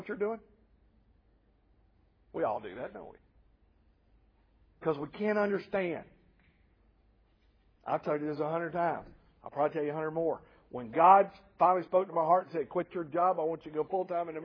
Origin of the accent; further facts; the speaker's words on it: Nashville, Tennessee, United States; now in Columbia, United States; I'm from Nashville, Tennessee